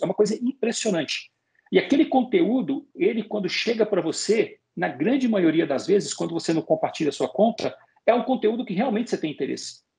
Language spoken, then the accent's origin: Portuguese; Belo Horizonte, Minas Gerais, Brazil; Eu sou de Belo Horizonte, Minas Gerais. Lá em Belo Horizonte tem a maior feira de arte e artesanato da América Latina.